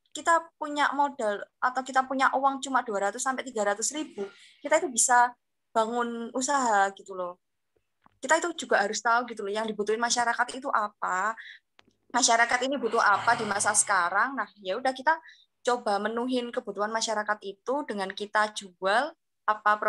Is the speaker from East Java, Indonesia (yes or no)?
yes; Kediri, East Java, Indonesia; dari manajemen perhotelan angkatan 2019 Fakultas Vokasi. Nah asal aku ini dari kota Kediri.